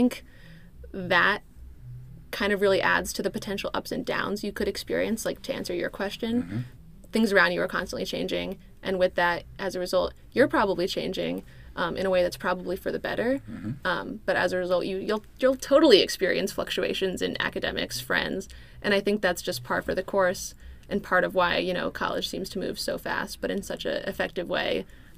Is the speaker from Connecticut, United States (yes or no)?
no; Philadelphia, Pennsylvania, United States; moved away as an adult; I'm from Center City, Philadelphia, so I didn't grow up mm-hmm. with that easy access to the wilderness